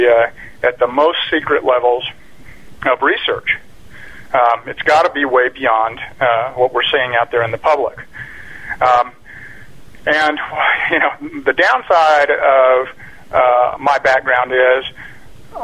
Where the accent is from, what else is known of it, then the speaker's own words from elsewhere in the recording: Roswell, New Mexico, United States; moved away as an adult; I was born in Roswell, New Mexico in 1956, and I grew up in a little town not far from there